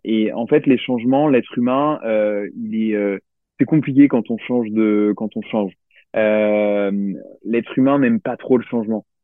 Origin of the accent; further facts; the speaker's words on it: Limoges, Nouvelle-Aquitaine, France; je viens de Limoges